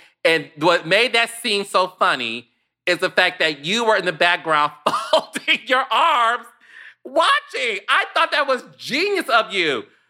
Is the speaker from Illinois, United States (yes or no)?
no; Detroit, Michigan, United States; I am from Detroit, like Toya.